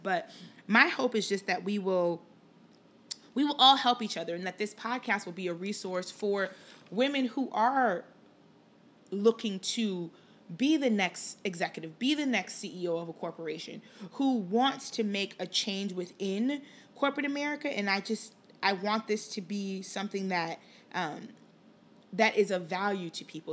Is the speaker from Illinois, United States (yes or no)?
yes; Chicago, Illinois, United States; also born or lived in Liberia; I spent most of my childhood here in the Chicagoland area, uh, grew up in Rogers Park and then did high school in the suburbs